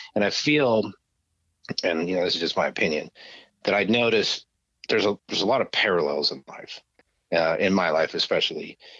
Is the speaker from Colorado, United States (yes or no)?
yes; Grand Junction, Colorado, United States; moved away as an adult; also born or lived in Stevens Point, Wisconsin / Kansas; now in Los Angeles, United States; we moved to a place called Grand Junction, Colorado, which is on the western slope of the Rockies, which is closer to Utah than Denver